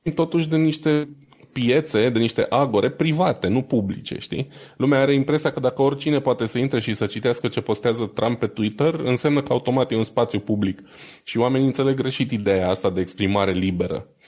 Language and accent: Romanian; Romania; noi suntem români